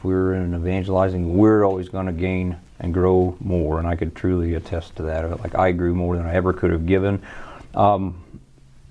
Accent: southern Indiana, United States; I'm an Indiana native. Grew up in southern Indiana

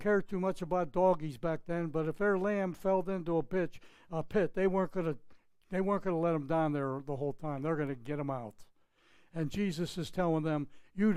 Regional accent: just outside of Pittsburgh, Pennsylvania, United States; moved away; My hometown in just outside of Pittsburgh was like 2,000, 3,000 people.

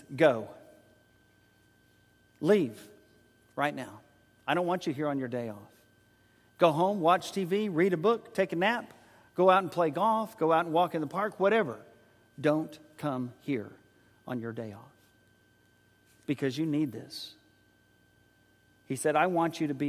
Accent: San Antonio, Texas, United States; also born or lived in Oklahoma City, Oklahoma; when we were there in high school.

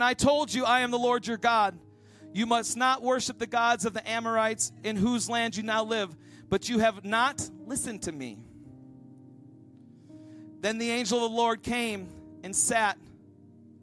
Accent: Minnesota, United States; I'm from Minnesota and we had a Kowalski store

